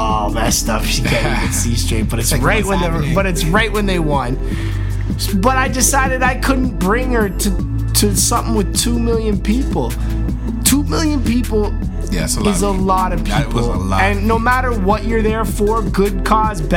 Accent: Canada; We're Canadian.

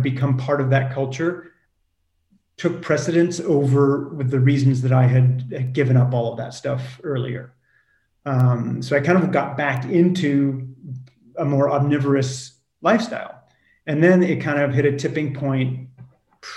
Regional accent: California, United States; moved away as an adult; also born or lived in France; I grew up in California.

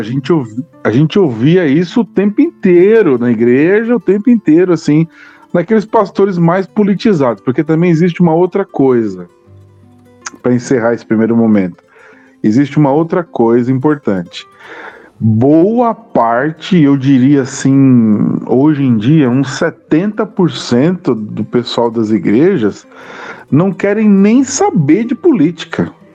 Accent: Mauá, São Paulo, Brazil; eu cresci no ABC, na cidade de Mauá

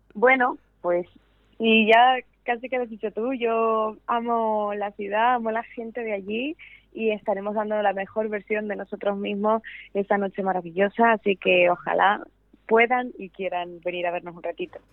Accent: San Cristóbal de La Laguna, Canary Islands, Spain; moved away; yo tocaba en, en La Laguna, en mi tierra natal

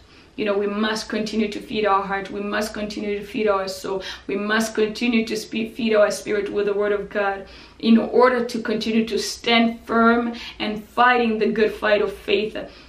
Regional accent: DR Congo; because I experienced stuff like this when I was still young, because I grew up in Congo.

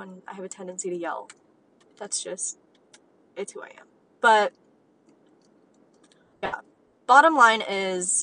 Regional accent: United States; as American kids

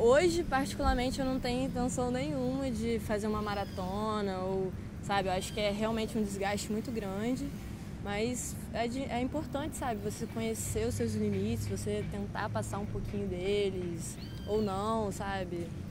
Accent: Brazil; Minha grande parte da minha infância na Ilha da Caeira

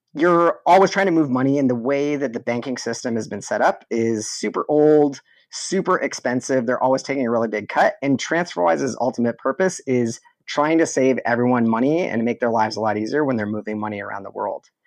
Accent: southwestern Ontario, Canada; I was born in Canada, raised in southwestern Ontario, right near the border. of Detroit, Michigan.

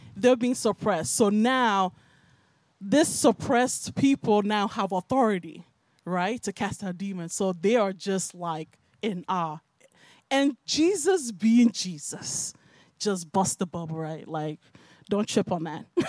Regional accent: Nigeria; also born or lived in Bronx, New York, United States; now in United States; I was raised in Nigeria

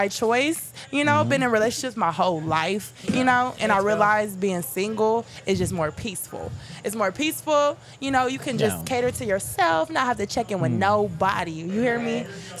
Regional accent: the Bay Area, California, United States; moved away as an adult; I'm from the Bay.

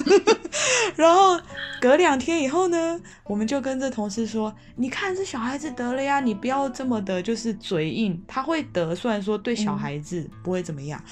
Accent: Taiwan; moved away as an adult; now in Madrid, Spain; 我是来自台湾的

